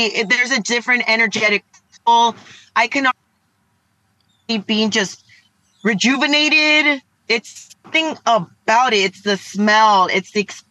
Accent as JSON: {"language": "English", "town": "Los Angeles", "region": "California", "country": "United States", "tie": "born or raised there", "said": "I grew up"}